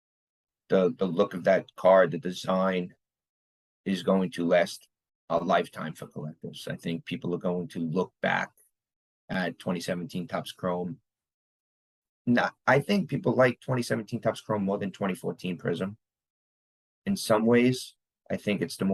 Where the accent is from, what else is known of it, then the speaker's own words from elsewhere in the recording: New York City, New York, United States; part of a borough in New York, where I'm from